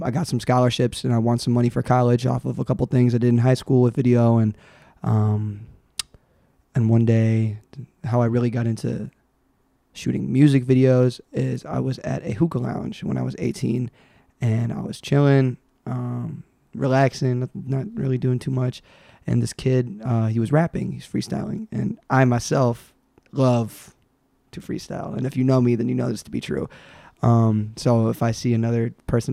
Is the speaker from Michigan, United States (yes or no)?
yes; Pontiac, Michigan, United States; also born or lived in Rochester Hills, Michigan / Hazel Park, Michigan; I was born in Michigan